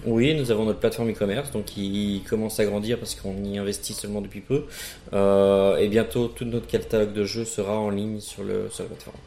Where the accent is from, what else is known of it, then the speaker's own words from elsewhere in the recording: France; moved away as an adult; now in Charleroi, Belgium; je viens de France